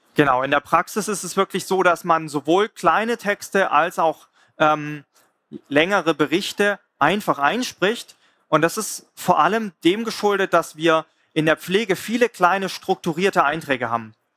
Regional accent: Swabia, Baden-Württemberg, Germany; ich komme selber aus dem Schwabenländle

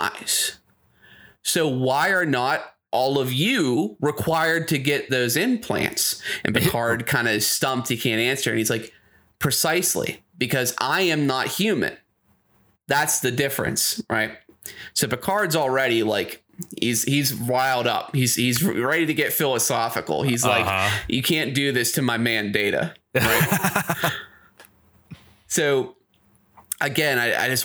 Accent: Pittsburgh, Pennsylvania, United States; We're from Pittsburgh. JAG off is a specific word here

